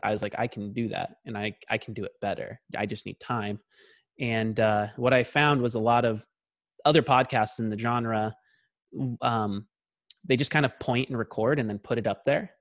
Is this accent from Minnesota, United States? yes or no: no; Tacoma, Washington, United States; also born or lived in Lakewood, Washington; my dad was in the military, so we, we grew up in Tacoma, Washington, which is just about forty miles south of Seattle